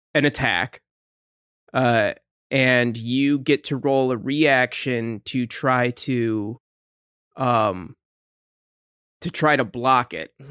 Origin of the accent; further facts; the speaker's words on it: Michigan, United States; we're from Michigan.